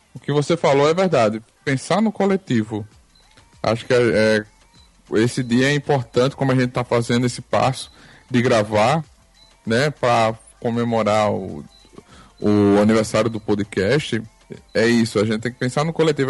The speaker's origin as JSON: {"language": "Portuguese", "town": "Arapiraca", "region": "Alagoas", "country": "Brazil", "said": "Eu sou de Arapiraca, Alagoas"}